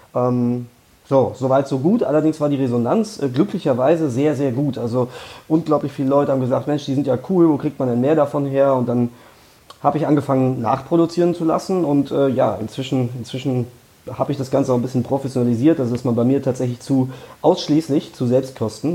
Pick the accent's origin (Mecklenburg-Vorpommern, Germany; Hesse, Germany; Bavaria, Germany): Hesse, Germany; Frankfurt; Ich bin in Frankfurt geboren, ich wohne inzwischen nicht mehr ganz in Frankfurt, aber, aber direkt vor den Toren Frankfurts